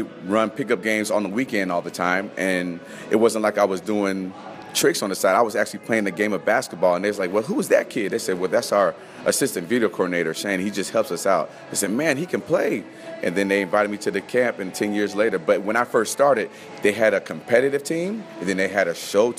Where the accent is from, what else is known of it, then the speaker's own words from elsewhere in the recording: Las Vegas, Nevada, United States; moved away as an adult; also born or lived in Missoula, Montana; born and raised in Las Vegas